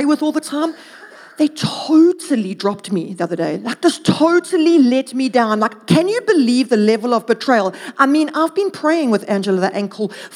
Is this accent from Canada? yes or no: no; Durban, KwaZulu-Natal, South Africa; moved away; I'm originally from Durvis